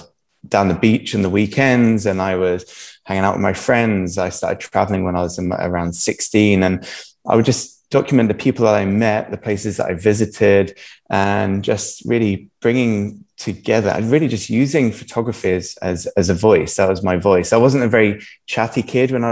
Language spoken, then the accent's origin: English; Jersey; originally I'm from Jersey. I've been in Jersey my whole life. Jersey is an amazing home. You know, I've been brought up in island life